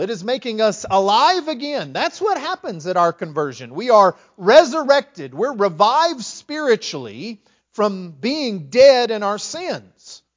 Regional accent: West Texas, United States; also born or lived in Lindale, Texas; now in East Texas, United States; I grew up in West Texas.

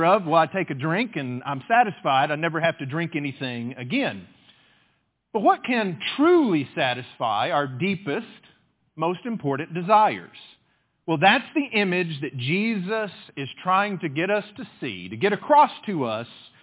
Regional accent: West Texas, United States; I grew up in West Texas

